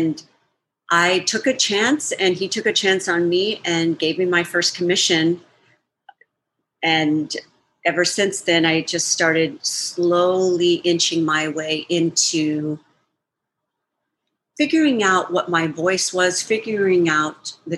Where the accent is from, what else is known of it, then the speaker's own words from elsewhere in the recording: El Paso, Texas, United States; moved away as an adult; now in Chicago, United States; I'm originally from El Paso, Texas, born and raised. So, you know, not a place where I grew up dancing.